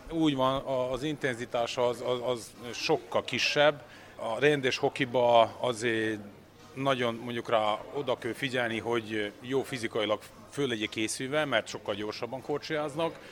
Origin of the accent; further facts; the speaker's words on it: Serbia; mégis én Szerbiából jövök